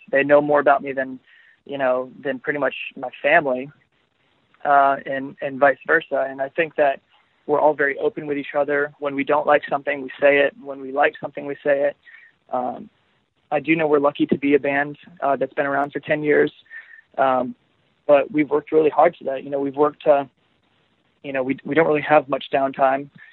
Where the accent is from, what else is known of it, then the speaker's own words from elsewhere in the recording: Florida, United States; I am from Florida. I'm I'm at home right now